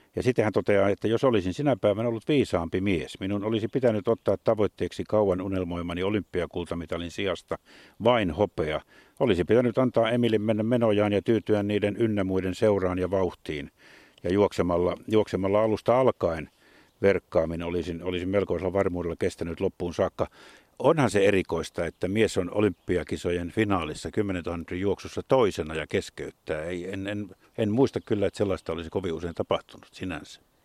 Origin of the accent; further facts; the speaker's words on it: Jyväskylä, Central Finland, Finland; pikkupoikana meilläkin oli Jyväskylässä joskus tuo harrastus